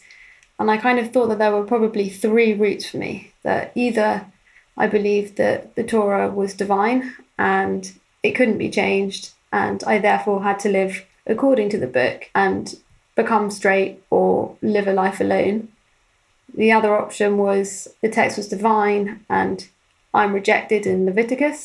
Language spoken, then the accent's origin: English; London, United Kingdom; born or raised there